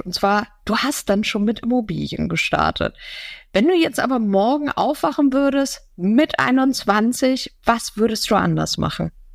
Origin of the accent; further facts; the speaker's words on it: Hamburg, Germany; als Hamburger Dern